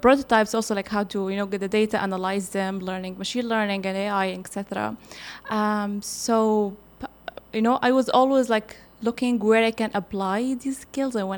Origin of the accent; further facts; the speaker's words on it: Libya; now in Qatar; I'm from Libya